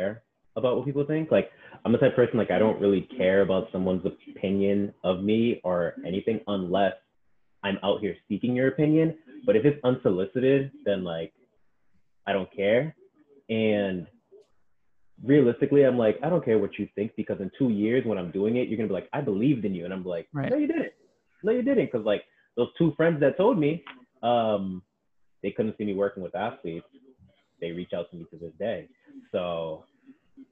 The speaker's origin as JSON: {"language": "English", "town": "Boston", "region": "Massachusetts", "country": "United States", "tie": "born or raised there", "said": "I'm Black growing up in Boston"}